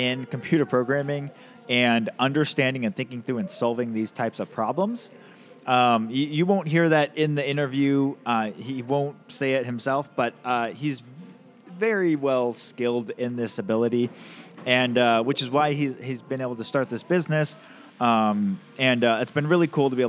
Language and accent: English; Camano Island, Washington, United States; I grew up on the Camino